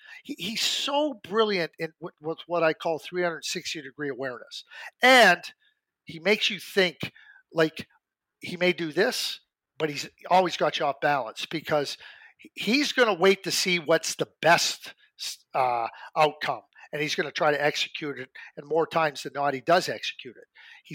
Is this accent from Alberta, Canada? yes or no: yes; Calgary, Alberta, Canada; growing up in Calgary, you know, I watched Braden from 14 years of age.